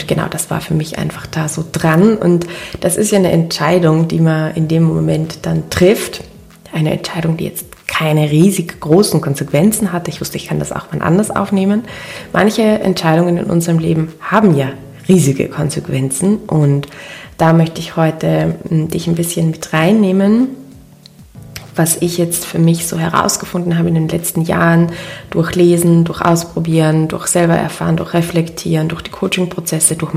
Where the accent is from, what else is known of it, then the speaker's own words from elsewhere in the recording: Linz, Upper Austria, Austria; Ich wollte diese Podcast-Folge ja eigentlich in meiner Heimatstadt in Linz in Oberösterreich aufnehmen.